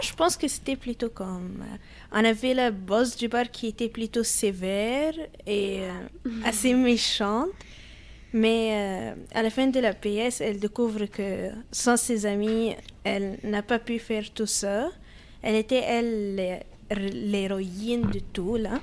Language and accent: French; Alexandria, Alexandria Governorate, Egypt; now in Canada; je viens d'Alexandrie, c'est plutôt sur la ah, mer Méditerranée.